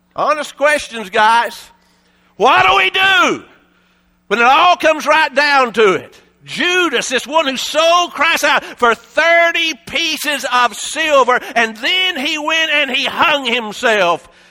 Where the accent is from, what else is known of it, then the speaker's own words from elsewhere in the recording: Appalachia, United States; we're from Appalachia, Shar and I.